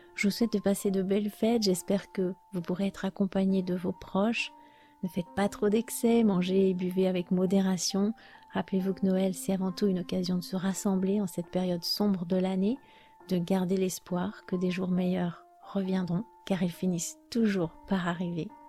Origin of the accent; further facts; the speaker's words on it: France; je suis française